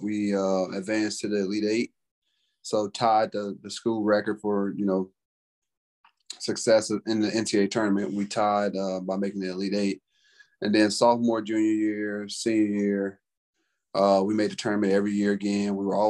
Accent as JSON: {"language": "English", "town": "Memphis", "region": "Tennessee", "country": "United States", "also_born_or_lived": "Missouri", "moved": "as an adult", "said": "I'm from Memphis, Tennessee."}